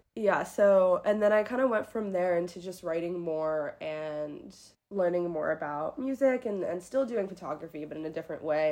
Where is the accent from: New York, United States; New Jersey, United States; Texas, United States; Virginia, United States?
New York, United States; New York City; I grew up in New York City